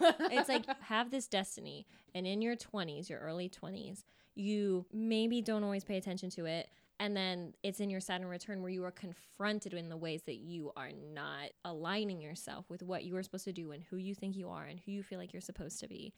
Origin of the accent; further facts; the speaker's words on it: Folsom, California, United States; I grew up in California, um, Folsom, California